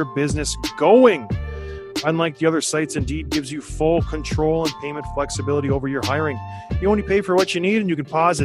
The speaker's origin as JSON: {"language": "English", "country": "Canada", "said": "I'm Canadian."}